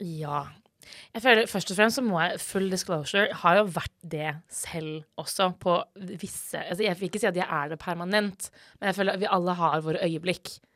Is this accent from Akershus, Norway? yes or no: yes; Asker, Akershus, Norway; now in Bergen, Norway; jeg er fra Asker